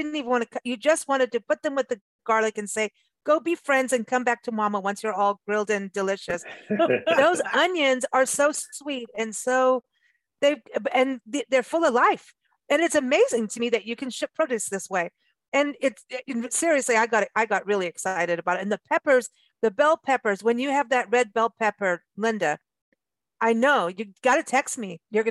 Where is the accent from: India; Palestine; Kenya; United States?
Kenya; that reminded me of being growing up in Kenya.